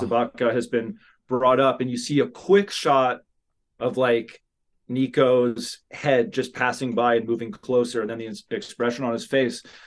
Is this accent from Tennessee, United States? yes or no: no; Southern California, United States; growing up in Southern California